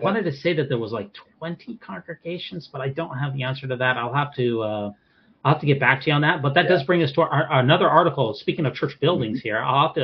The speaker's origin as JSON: {"language": "English", "region": "Utah", "country": "United States", "said": "We're both from Utah"}